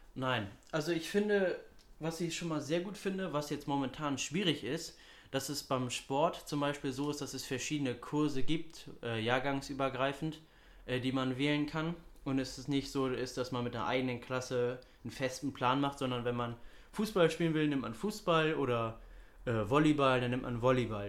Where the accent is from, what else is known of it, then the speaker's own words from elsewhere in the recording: Hamburg, Germany; ich bin 18 Jahre alt, ich komme aus Hamburg, bin Schüler